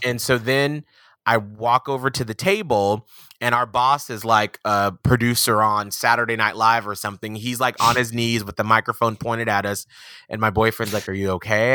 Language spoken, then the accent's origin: English; Atlanta, Georgia, United States; moved away; I'm from Atlanta, Georgia